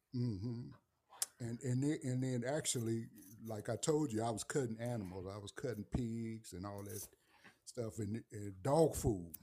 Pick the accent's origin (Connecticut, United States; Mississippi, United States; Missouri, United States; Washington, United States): Missouri, United States; St. Louis; moved away; I'm from the Saint Louis area and from the city of Saint Louis.